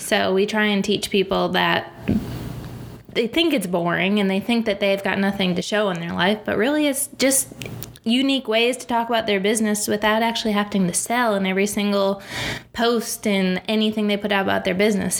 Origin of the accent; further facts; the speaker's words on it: upstate New York, United States; moved away as an adult; also born or lived in West Virginia / Boone, North Carolina; I'm from the great state of New York, upstate New York